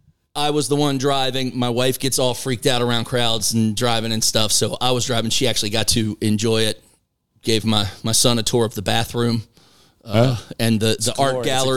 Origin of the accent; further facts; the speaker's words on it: Maryland, United States; moved away; I'm from Maryland.